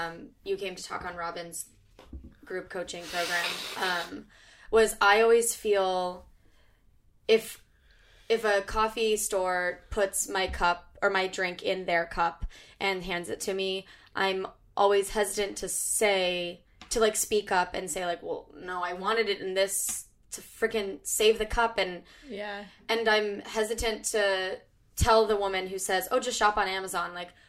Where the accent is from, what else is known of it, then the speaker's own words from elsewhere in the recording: California, United States; now in New York, United States; And only because we're from California, I know.